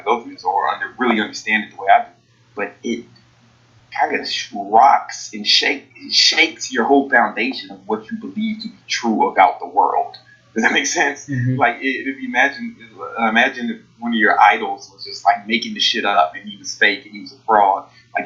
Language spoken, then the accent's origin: English; Chicago, Illinois, United States; I'm from Southside Chicago.